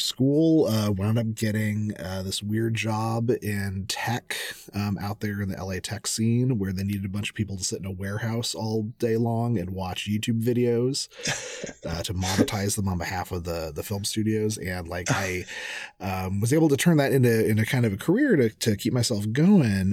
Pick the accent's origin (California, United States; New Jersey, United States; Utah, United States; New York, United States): California, United States; Southern; Growing up in Southern California, I am half Mexican